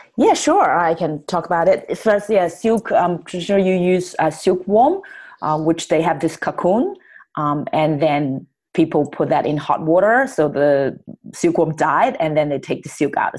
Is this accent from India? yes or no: no; Shanghai, China; moved away; I was born in Shanghai, which is a big city. I get all the education I needed